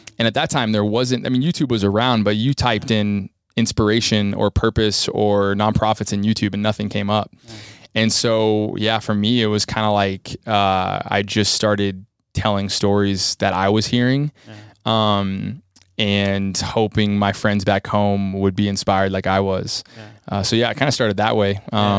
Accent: United States; and for me being 19 American kid, I was like, whoa, this is really hard.

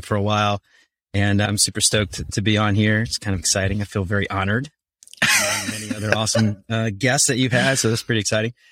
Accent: New Orleans, Louisiana, United States; moved away as an adult; also born or lived in Northern Kentucky; now in Kentucky, United States; I'm originally from New Orleans. I moved up to the Cincinnati area in twenty twenty-ish.

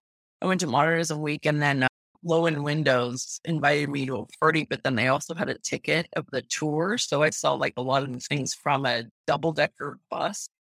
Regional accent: Pittsburgh, Pennsylvania, United States; now in California, United States; I grew up in Pittsburgh

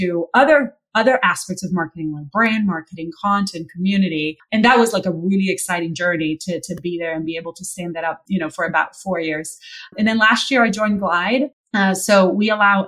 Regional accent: Brazil; moved away; also born or lived in San Francisco; I'm originally from Brazil

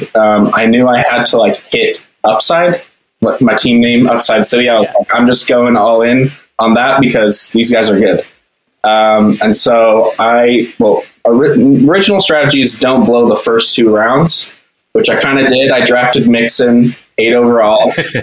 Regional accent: Las Vegas, Nevada, United States; now in Provo, United States; I'm from Vegas. I'm a college student, graduating soon. I'm at BYU studying advertising.

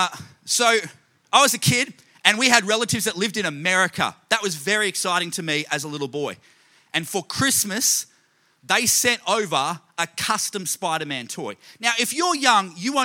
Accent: Australia; I grew up in Australia

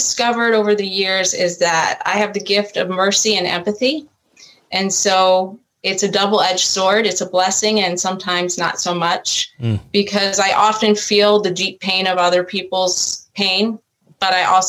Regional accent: Long Island, New York, United States; also born or lived in Virginia; now in Raleigh, United States; I'm from Long Island originally, so I'm a New York girl that's gone Southern. Went to college in Virginia, where I met my husband, and his job brought us down here to Raleigh.

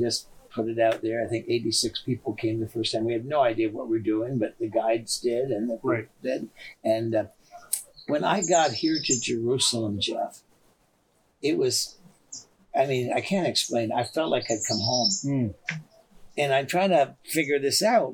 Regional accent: Canada; I'm from Canada

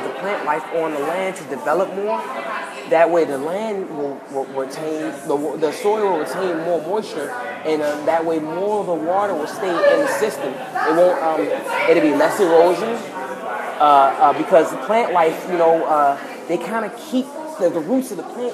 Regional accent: New York, United States; I'm from New York

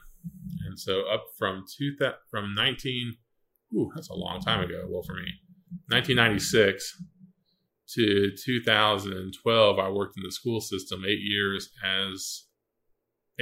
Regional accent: Satellite Beach, Florida, United States; also born or lived in North Carolina; I grew up here in Satellite Beach

